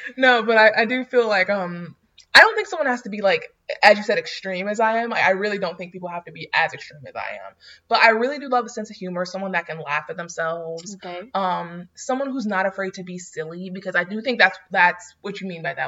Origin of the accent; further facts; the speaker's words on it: North Florida, United States; I'm from NoFlo.